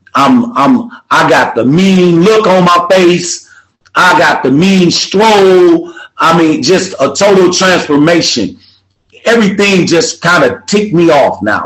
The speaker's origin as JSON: {"language": "English", "town": "Milwaukee", "region": "Wisconsin", "country": "United States", "said": "I'm from Milwaukee, Wisconsin."}